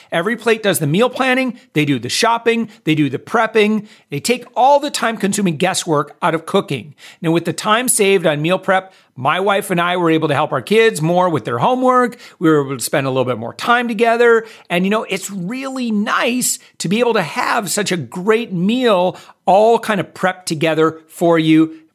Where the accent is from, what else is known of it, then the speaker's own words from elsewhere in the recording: Orlando, Florida, United States; Orlando. That's my hometown